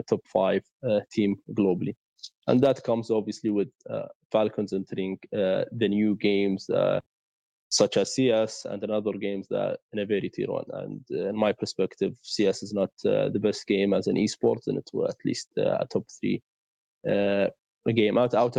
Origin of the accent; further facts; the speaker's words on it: Saudi Arabia; we are from Saudi